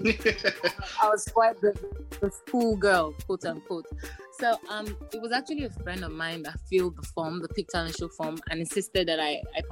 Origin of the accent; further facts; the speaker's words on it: Nigeria; I am a Nigerian musician, Nigerian by birth